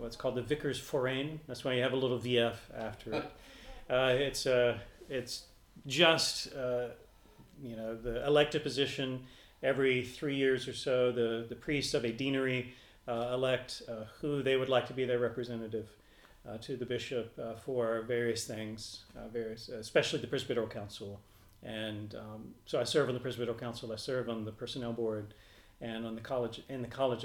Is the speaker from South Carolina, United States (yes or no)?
yes; St. Matthews, South Carolina, United States; also born or lived in Greenwood, South Carolina; I was born in Greenwood, which is about an hour and 20 minutes away from here. I was raised in St. Matthews